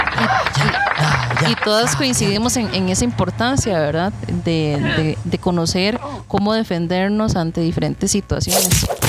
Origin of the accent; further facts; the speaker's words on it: Buenos Aires, Puntarenas, Costa Rica; also born or lived in Pérez Zeledón, Costa Rica; yo soy oriunda de Buenos Aires de Punta Arenas. Nací en Pérez Celedón.